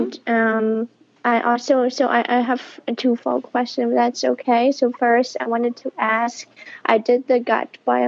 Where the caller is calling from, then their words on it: Berlin, Germany; I'm calling from Berlin, Germany.